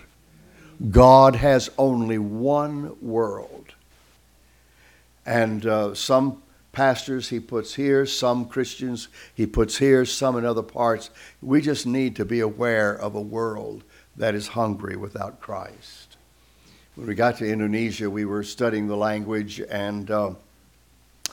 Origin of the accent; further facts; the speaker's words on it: Virginia, United States; accent: southern; moved away as an adult; also born or lived in Atlanta, Georgia / Marietta, Georgia; I was born up in Virginia, up in the mountains in Appalachia